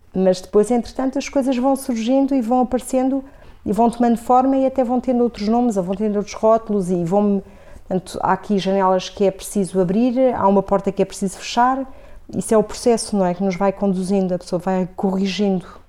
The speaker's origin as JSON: {"language": "Portuguese", "town": "Coimbra", "region": "Centro", "country": "Portugal", "tie": "born or raised there", "also_born_or_lived": "Vila Real", "said": "Quando começo a ter memória, depois mais tarde, até a escola primária e adolescência aqui já foi em Coimbra"}